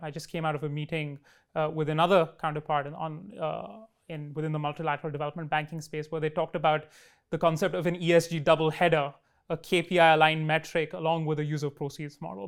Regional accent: Delhi, India; in my hometown of Delhi

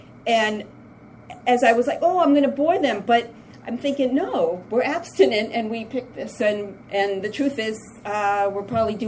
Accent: Massachusetts, United States; the trip coming up here, I'm from Massachusetts, and, you know, coming up, I was thinking, what a joy.

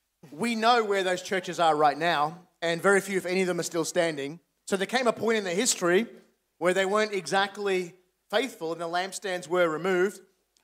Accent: Sydney, New South Wales, Australia; accent: Australian; Yeah, I sound as perfectly as Australian as I always have my entire life.

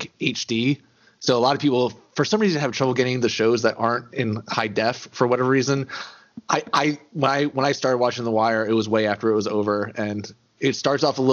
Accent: New Jersey, United States; growing up in New Jersey like I did, there are a lot more people of Jewish descent in that area of the country

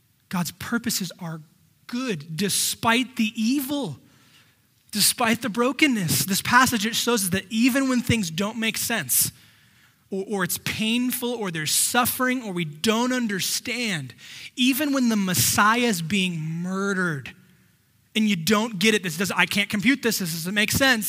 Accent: the Valley, California, United States; also born or lived in San Diego, United States; we grew up here in the Valley

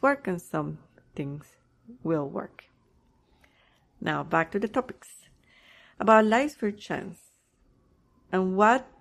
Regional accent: Colombia; also born or lived in Canada; now in United States; I was born in Colombia. I had the desire to travel and to live in another country

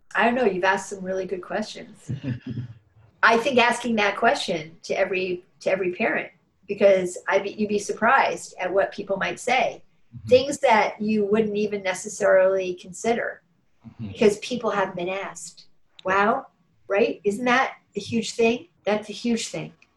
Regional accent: New York City, New York, United States; moved away as an adult; now in Burlington, United States; I moved here in 94 from New York City, and I've lived all my life in New York City

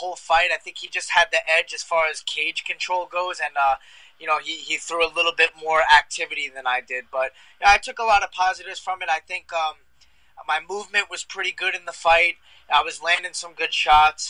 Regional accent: Long Island, New York, United States; I'm from Long Island, so I'm out here in Selden, Long Island right now.

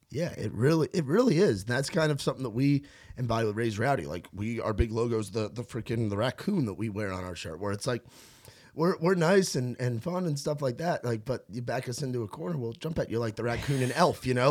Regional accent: New York, United States; moved away; growing up in New York

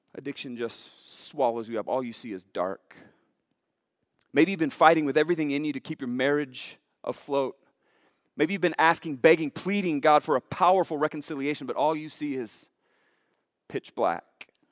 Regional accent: Billings, Montana, United States; Growing up in Billings

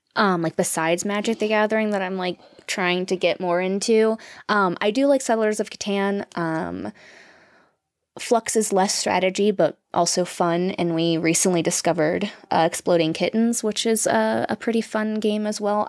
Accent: Florida, United States; moved away as an adult; also born or lived in California; we're from Florida

